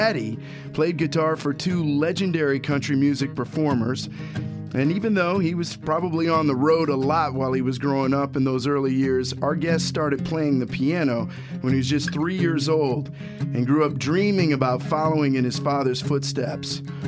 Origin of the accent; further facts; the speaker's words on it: Ohio, United States; you know, I'm from Ohio, but okay. It's a small town, so we've got that connection going, you know.